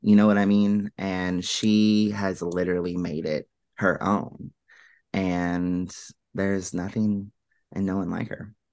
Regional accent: Finchville, Kentucky, United States; I grew up in a small town right outside of Louisville, and it's actually called Finchville

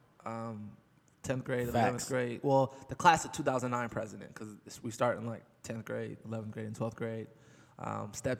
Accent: Los Angeles, California, United States; I grew up in Los Angeles. Over there on Slauson and Overhill

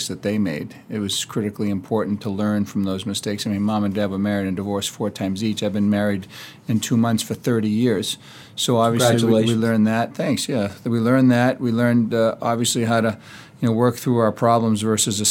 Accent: Massachusetts, United States; also born or lived in New Hampshire; we moved back to Massachusetts from New Hampshire

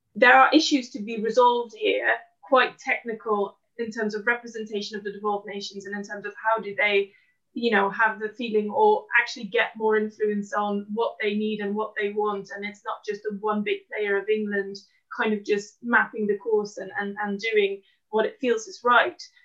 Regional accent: Netherlands; moved away as an adult; now in London, United Kingdom; a Dutch woman living in London

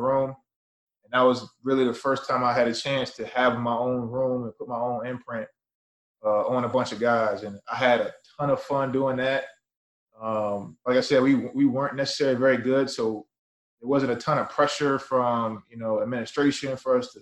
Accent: Chesapeake, Virginia, United States; moved away; also born or lived in Maine; Originally, I'm from Chesapeake, Virginia

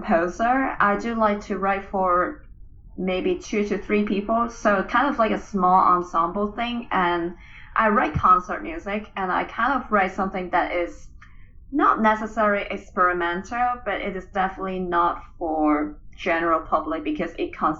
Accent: Hong Kong; moved away as an adult; also born or lived in Kansas, United States; now in Tallahassee, United States; I was originally from Hong Kong, and I did my undergraduate in Kansas

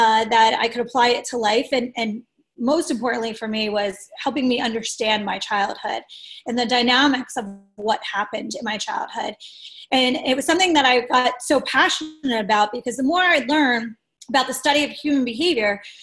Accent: Delaware County, Pennsylvania, United States; I'm from Delaware County

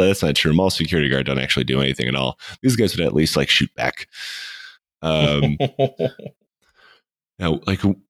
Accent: United States; Growing up in America

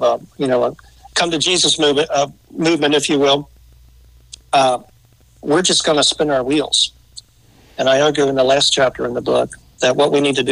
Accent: just outside Philadelphia, Pennsylvania, United States; moved away as an adult; also born or lived in Penn State; now in Mason, United States; I grew up just outside Philadelphia

